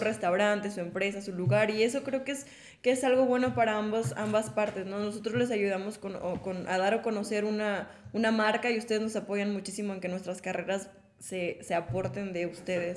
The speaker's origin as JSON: {"language": "Spanish", "country": "Mexico", "said": "como mujer mexicana"}